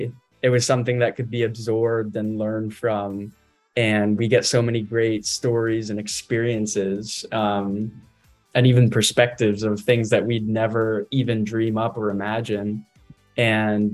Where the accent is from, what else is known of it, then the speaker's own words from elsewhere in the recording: McLean, Virginia, United States; I come from Northern Virginia, just McLean, Virginia